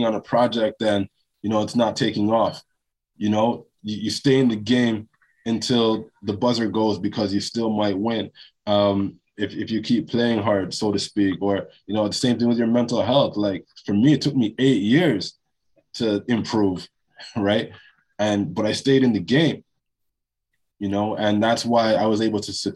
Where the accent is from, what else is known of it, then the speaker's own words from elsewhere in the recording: Toronto, Ontario, Canada; also born or lived in Jamaica; I was born in Jamaica. I came to Toronto when I was 2 years old. Also, you know, Toronto, when I was growing up in the 90s